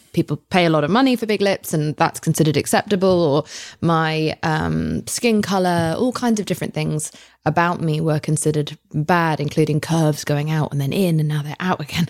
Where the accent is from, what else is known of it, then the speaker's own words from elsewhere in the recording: United Kingdom; I'm British.